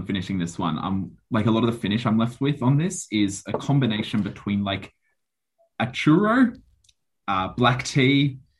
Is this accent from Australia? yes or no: yes; Australia; being an Aussie.